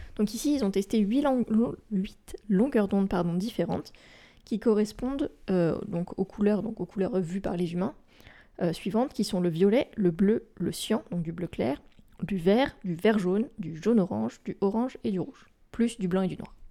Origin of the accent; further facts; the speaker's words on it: France; chez nous, en France métropolitaine